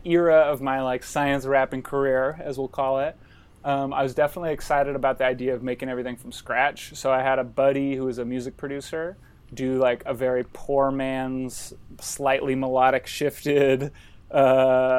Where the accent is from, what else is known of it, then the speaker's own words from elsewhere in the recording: Sacramento, California, United States; I'm from Sacramento, California, and went to public schools the whole time.